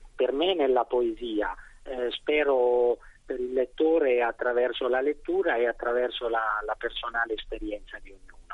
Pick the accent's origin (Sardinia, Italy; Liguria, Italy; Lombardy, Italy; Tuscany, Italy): Tuscany, Italy; Sansepolcro; io vengo da San Sepolcro